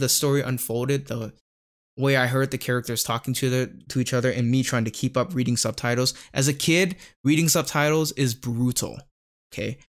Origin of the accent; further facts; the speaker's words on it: Bangkok, Thailand; growing up in Thailand, kinda rural part of Thailand